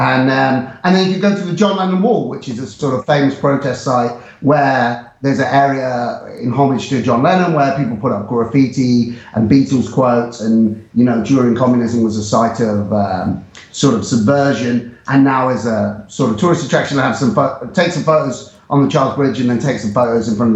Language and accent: English; England, United Kingdom; moved away as an adult; also born or lived in Prague, Czech Republic; now in Warsaw, Poland; as an English person